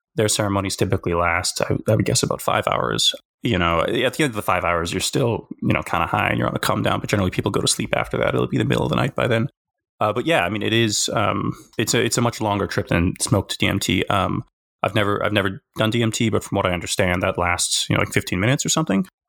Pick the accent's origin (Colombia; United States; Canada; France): Canada; Alberta; moved away as an adult; also born or lived in South Korea; now in Victoria, Canada; where I grew up in Alberta